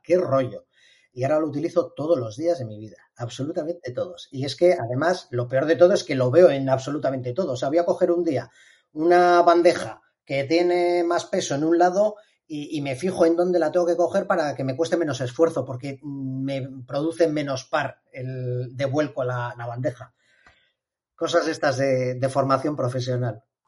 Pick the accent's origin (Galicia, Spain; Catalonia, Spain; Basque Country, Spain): Basque Country, Spain; Bilbao; soy un ingeniero de Bilbao